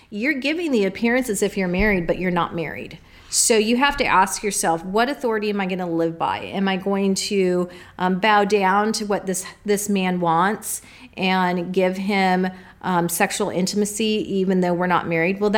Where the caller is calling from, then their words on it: New Jersey, United States; from New Jersey.